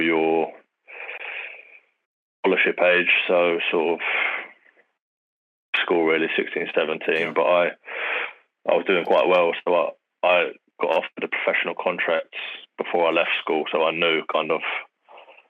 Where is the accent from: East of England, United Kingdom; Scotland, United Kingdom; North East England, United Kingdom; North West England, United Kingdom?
East of England, United Kingdom; Bedford; also born or lived in Chatham, Kent; I was born down in Kent, but I moved fairly early, to be fair. I moved when I was sort of seven. I moved up to Bedford